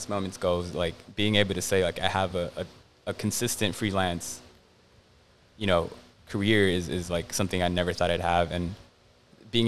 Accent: Los Angeles, California, United States; growing up in Southeast

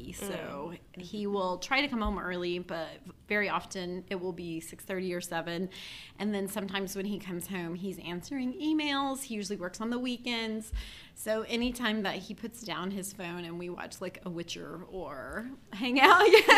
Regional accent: Paradise, Texas, United States; moved away; I grew up in Paradise, Texas

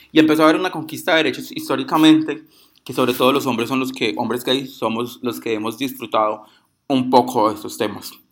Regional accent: Pereira, Risaralda, Colombia; Tengo 22 años, soy de Puerto Caldas Pereira

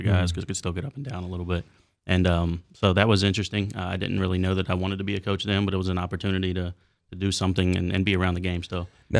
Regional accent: Hedgesville, West Virginia, United States; Yeah, so I'm from here. I was raised in Hedgesville, moved to Martinsburg, but it's all the same area, really. Went to Hedgesville High School from 07 to 10

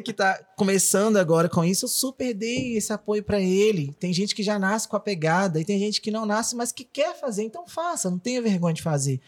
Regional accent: Rio de Janeiro, Brazil; moved away; vim da escolinha de base do Flamengo, sou carioca

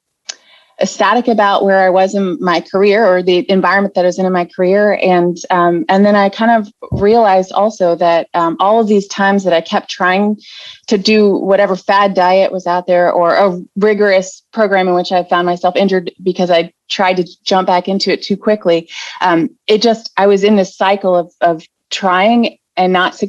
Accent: West Virginia, United States; moved away as an adult; I am originally from West Virginia, but moved around with my husband in the military

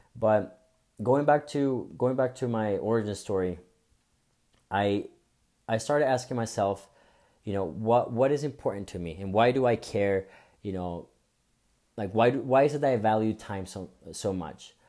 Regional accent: Bogotá, Colombia; now in United States; I was I was born and raised in Bogota, Colombia

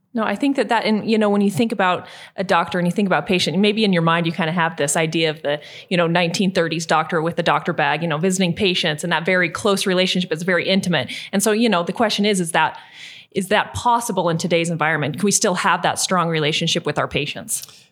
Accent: southeastern Idaho, United States; I was born and raised in Idaho

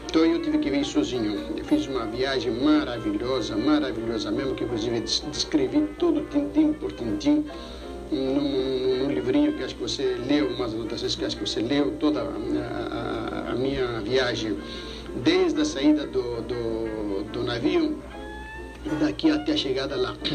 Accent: Brazil; also born or lived in Greece; Graças a Deus, agradeço a Deus que eu nasci aqui no Brasil, que eu adoro o meu país, o meu, eu sou brasileiro, graças a Deus, adoro o Brasil. E, e, passei tantos anos também na Grécia

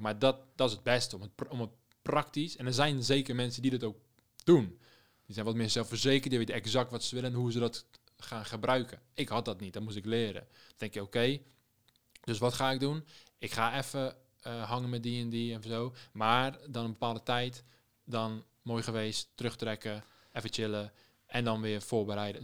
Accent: Rotterdam, South Holland, Netherlands; moved away as an adult; also born or lived in Amsterdam; ik ben een Rotterdammer in Amsterdam

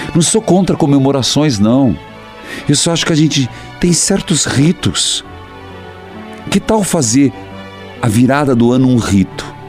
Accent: Paraíso do Norte, Paraná, Brazil; moved away; minha terra natal

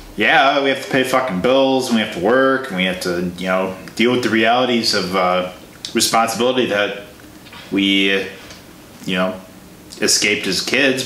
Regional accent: Illinois, United States; I'm from Illinois as well

